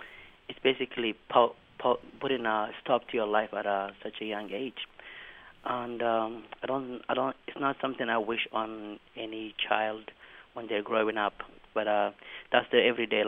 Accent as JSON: {"language": "English", "town": "Mogadishu", "region": "Banaadir", "country": "Somalia", "moved": "yes", "lives_now": "Lancaster County, United States", "said": "I am from the capital of Somalia, Mogadishu, and I have left my country due to the war and whatever is going on there when I was around 11 years old. So I spent almost a decade in the refugee camps"}